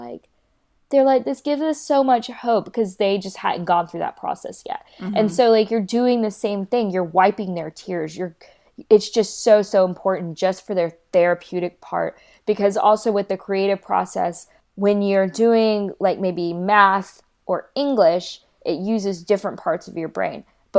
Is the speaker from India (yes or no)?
yes; Kolkata, West Bengal, India; born there; I was born in Calcutta, India, so I also wonder how I'll be received there